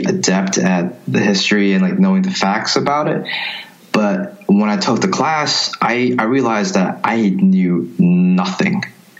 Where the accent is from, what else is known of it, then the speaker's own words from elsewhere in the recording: New York City, New York, United States; also born or lived in Princeton, New Jersey; born and raised in New York City.